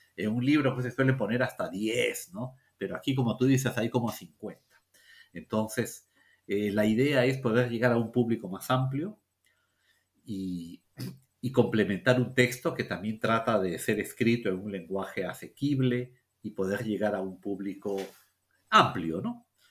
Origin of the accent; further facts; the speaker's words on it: Peru; los peruanos